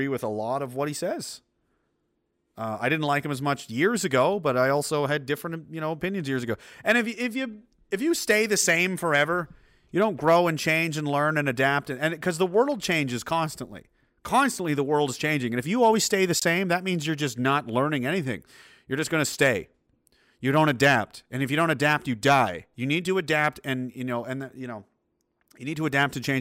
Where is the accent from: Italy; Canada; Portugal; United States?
Canada; I'm a Canadian. I'm a proud Canadian.